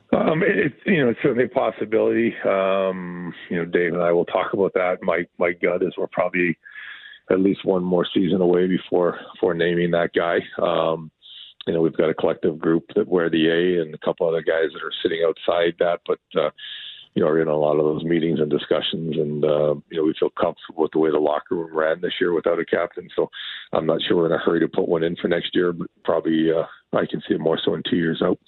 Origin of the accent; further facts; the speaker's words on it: Sault Ste. Marie, Ontario, Canada; now in Seattle, United States; I grew up in Sault Ste. Marie, which is kind of where all the Great Lakes come together.